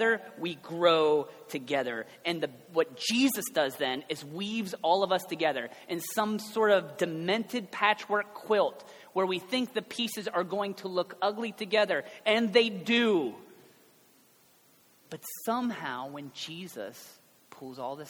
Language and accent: English; Cincinnati, Ohio, United States; I guess I'm from Ohio, but really I'm from Cincinnati